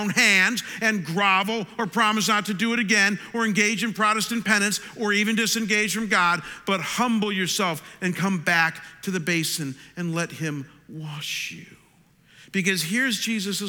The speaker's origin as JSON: {"language": "English", "town": "Chagrin Falls", "region": "Ohio", "country": "United States", "tie": "born or raised there", "moved": "as an adult", "said": "my hometown of Chagrin Falls, Ohio."}